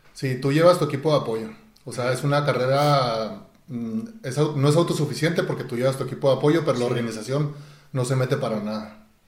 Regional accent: Chihuahua, Mexico; born or raised there

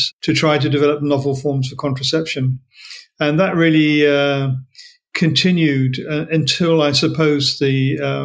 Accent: Australia; as an Australian

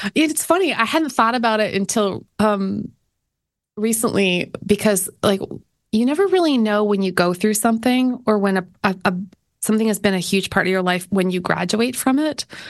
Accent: Canada; moved away; being Canadian

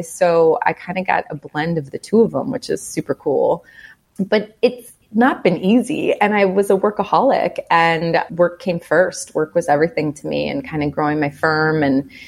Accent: Chicago, Illinois, United States; also born or lived in Evanston; I'm from Chicago

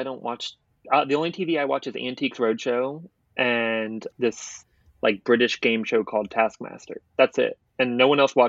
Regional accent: Portsmouth, Virginia, United States; born there; So I was born in Portsmouth, Virginia, but my mom was in the Navy. So I moved around a lot.

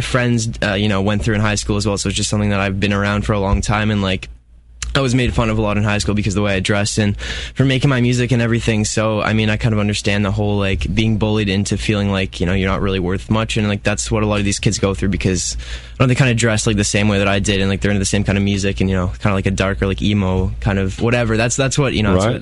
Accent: Lindsay, Ontario, Canada; I'm from Lindsay, Ontario

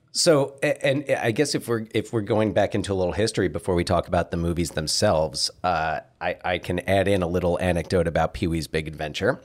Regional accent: New Jersey, United States; moved away; also born or lived in Pacific Northwest; We're Pacific Northwesterners from New Jersey

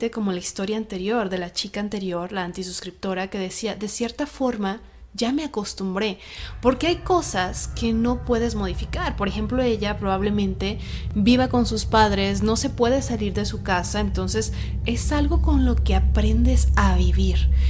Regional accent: Tala, Jalisco, Mexico; Soy de Tala, Jalisco, México.

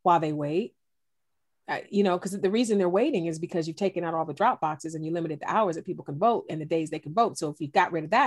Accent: East Cleveland, Ohio, United States; I grew up in East Cleveland, a single parent home

